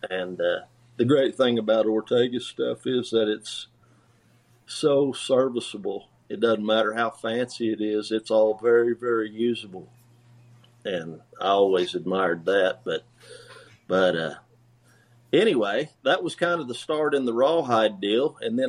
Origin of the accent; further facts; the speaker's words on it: Oklahoma, United States; "Well, what part of Texas are you from?" I said, "Well, I'm from Oklahoma."